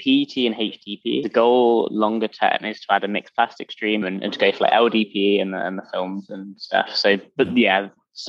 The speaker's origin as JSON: {"language": "English", "region": "London", "country": "United Kingdom", "lives_now": "United States", "said": "Originally from London. Yeah, I don't quite merge with the American. Although apparently it's softened over time as I've been in the US, but who knows?"}